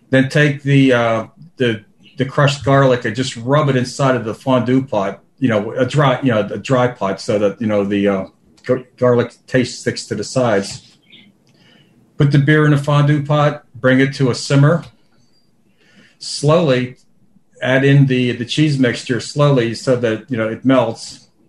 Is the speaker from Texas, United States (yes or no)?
no; Pittsburgh, Pennsylvania, United States; Sorry, from I'm from Pittsburgh. Usually okay. I say.